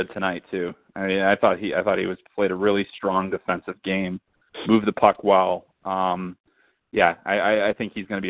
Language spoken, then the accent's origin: English; United States; cause obviously I'm American